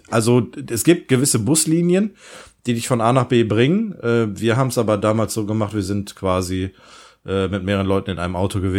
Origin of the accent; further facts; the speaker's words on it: Rhineland, Germany; bei uns im Rheinland